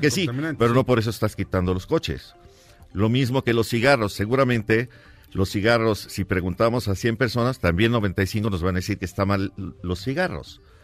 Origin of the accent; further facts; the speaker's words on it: Mexico City, Mexico; yo crecí en la Merced, llevo 42 años en la Merced